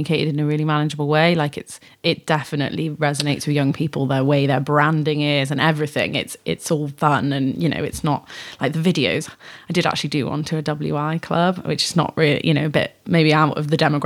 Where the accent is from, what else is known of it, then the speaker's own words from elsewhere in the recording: North Wales, United Kingdom; now in Shropshire, United Kingdom; I grew up in North Wales, so I'm not from Shropshire originally